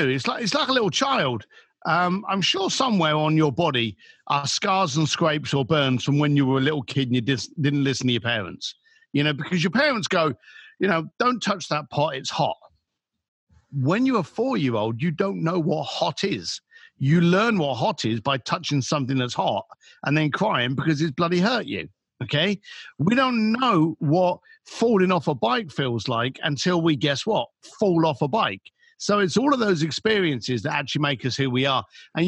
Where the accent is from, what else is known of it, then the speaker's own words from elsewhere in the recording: London, United Kingdom; as a British boy from London